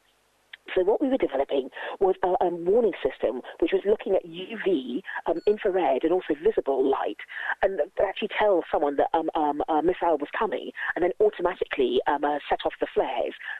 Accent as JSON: {"language": "English", "region": "London", "country": "United Kingdom", "tie": "born or raised there", "said": "I was brought up in London and sort of lived in big cities all my life"}